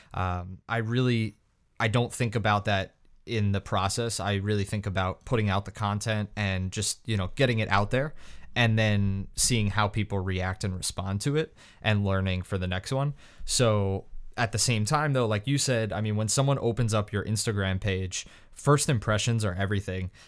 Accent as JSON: {"language": "English", "region": "New York", "country": "United States", "said": "I was from New York"}